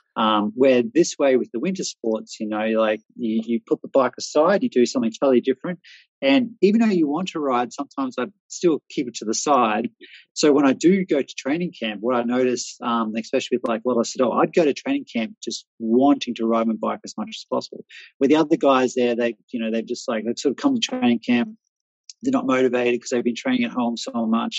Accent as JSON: {"language": "English", "country": "Australia", "also_born_or_lived": "Austria", "moved": "as an adult", "lives_now": "Czech Republic", "said": "as an Australian"}